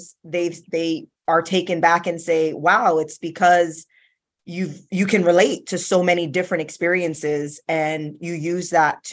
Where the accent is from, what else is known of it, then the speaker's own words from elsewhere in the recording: South Florida, United States; I was born and raised in South Florida.